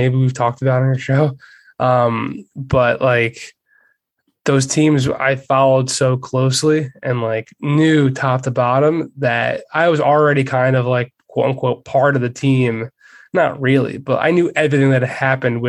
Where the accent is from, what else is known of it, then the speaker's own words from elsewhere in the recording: Philadelphia, Pennsylvania, United States; I'm from Philly